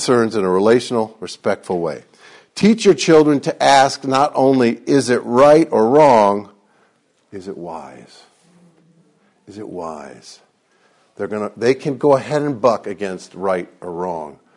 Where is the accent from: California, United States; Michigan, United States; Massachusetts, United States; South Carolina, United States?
Michigan, United States; Detroit; I grew up in Detroit